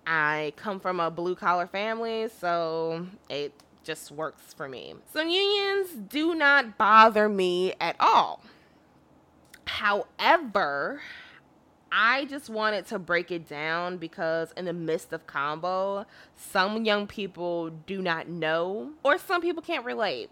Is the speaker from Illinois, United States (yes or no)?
yes; Illinois, United States; I'm from Illinois